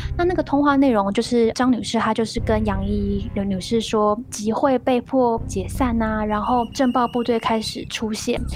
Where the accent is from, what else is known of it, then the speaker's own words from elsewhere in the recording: Taiwan; 可是为什么我身为一个台湾人，我却完完全全不知道这件事情？